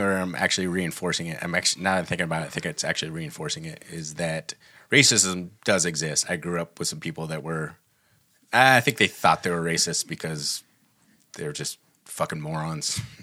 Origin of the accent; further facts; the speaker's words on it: Humboldt County, Northern California, United States; we grew up in Humboldt County, which is actually Northern California